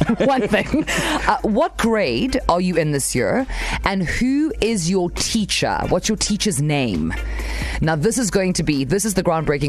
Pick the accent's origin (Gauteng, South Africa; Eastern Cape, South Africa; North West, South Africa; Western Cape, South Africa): Western Cape, South Africa; Cape Town; also born or lived in KwaZulu-Natal; now in Durban, South Africa; it's my inner Cape Townian coming out.